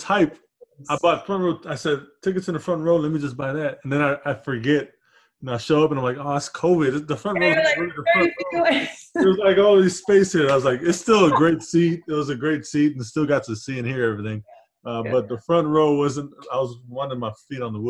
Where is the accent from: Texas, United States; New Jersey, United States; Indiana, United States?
Texas, United States; I'm from Texas